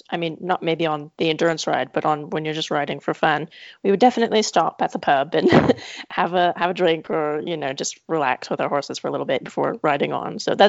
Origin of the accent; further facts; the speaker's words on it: United States; moved away as an adult; also born or lived in England / Ireland; I got mine because I'm American